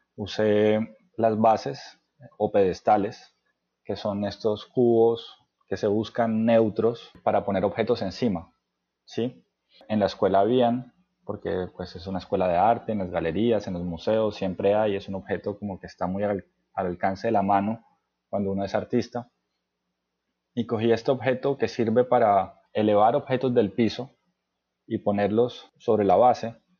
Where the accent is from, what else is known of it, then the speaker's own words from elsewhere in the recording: Cartagena, Bolívar, Colombia; moved away as an adult; also born or lived in Cali / France; nací en Cali, y me crié en la ciudad de Cartagena.